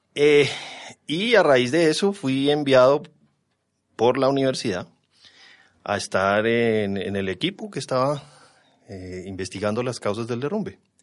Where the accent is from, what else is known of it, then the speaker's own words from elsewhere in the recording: Bogotá, Colombia; Nací aquí en Bogotá, me crié aquí en Bogotá